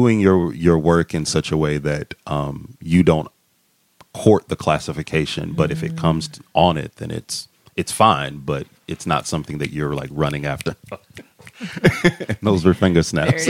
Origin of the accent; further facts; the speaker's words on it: Massillon, Ohio, United States; moved away; Where I'm from a very small town called Massillon, Ohio, which is Canton, Akron area